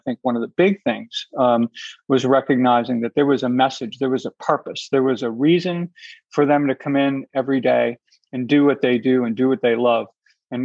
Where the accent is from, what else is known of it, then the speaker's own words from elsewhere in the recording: Boston, Massachusetts, United States; I'm from Boston